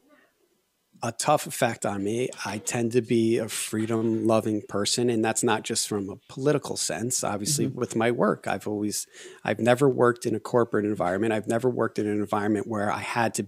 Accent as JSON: {"language": "English", "region": "Connecticut", "country": "United States", "tie": "born or raised there", "also_born_or_lived": "Colorado / Los Angeles", "moved": "as an adult"}